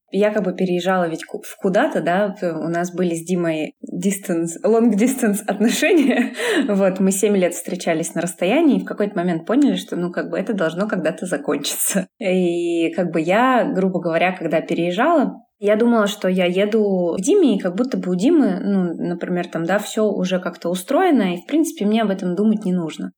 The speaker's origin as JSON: {"language": "Russian", "town": "Yekaterinburg", "region": "Sverdlovsk Oblast", "country": "Russia", "moved": "as an adult", "lives_now": "Bali, Indonesia", "said": "Я из Екатеринбурга"}